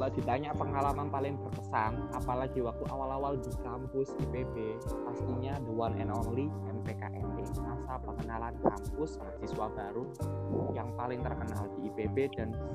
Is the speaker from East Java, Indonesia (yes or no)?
yes; Gresik, East Java, Indonesia; Asal dari SMA Muhammadiyah 1 Gresik, absolutely dari Gresik